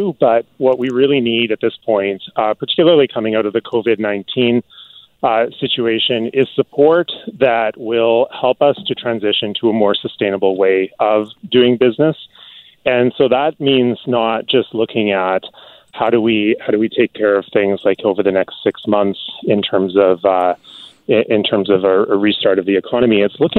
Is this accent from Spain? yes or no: no; British Columbia, Canada; the better access that we have to that as British Columbians and as Canadians in general.